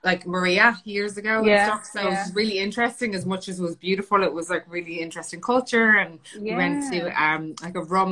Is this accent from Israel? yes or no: no; Ireland; moved away as an adult; also born or lived in London / Los Angeles; I'm Irish, Italian, and my family were tilers